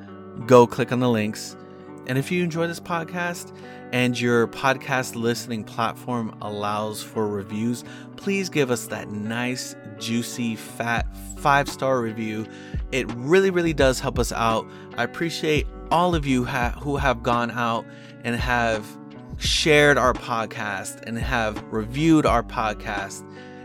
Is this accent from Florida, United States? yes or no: yes; South Florida, United States; I'm from South Florida